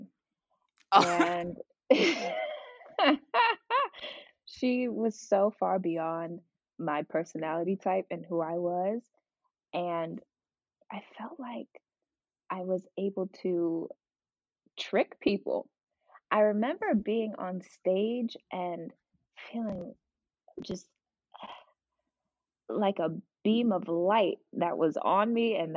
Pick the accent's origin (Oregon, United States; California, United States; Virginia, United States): Virginia, United States; Virginia Beach; also born or lived in Newark, New Jersey; I was born in Newark, New Jersey, but grew up most of my life in Virginia Beach, Virginia, 757